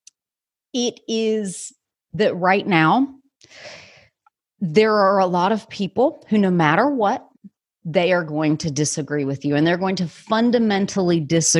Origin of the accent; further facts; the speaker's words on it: United States; I, as an American